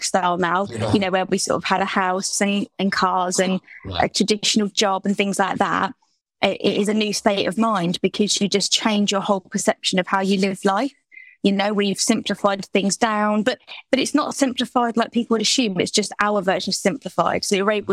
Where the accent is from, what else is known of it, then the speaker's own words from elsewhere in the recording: Portsmouth, South East England, United Kingdom; moved away as an adult; we are originally from the Portsmouth area, so quite far down south